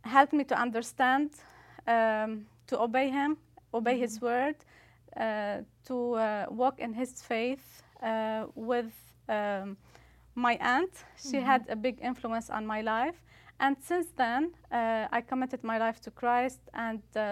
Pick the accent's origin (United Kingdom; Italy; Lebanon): Lebanon; Beirut, Beirut Governorate; moved away as an adult; now in Canada; So I'm originally from Lebanon, mm-hmm. Beirut, Lebanon. I grew up in a Catholic church